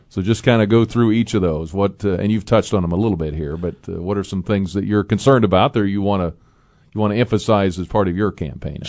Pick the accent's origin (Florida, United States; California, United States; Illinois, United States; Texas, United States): Illinois, United States; Tolono; our hometown of Tolona. My hometown